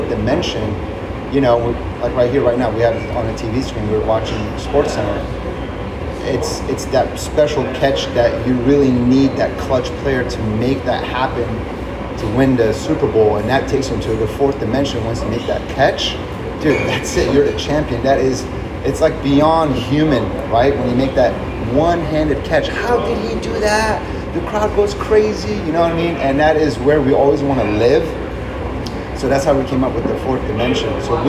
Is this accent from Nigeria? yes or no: no; Beirut, Beirut Governorate, Lebanon; moved away; I'm an immigrant from Beirut, Lebanon, right? So we moved here and we didn't have any family.